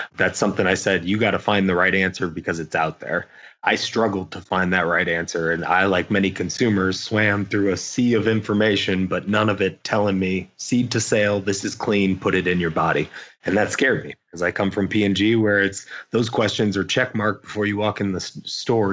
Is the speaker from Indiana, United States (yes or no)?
yes; Indiana, United States; moved away; Growing up in Indiana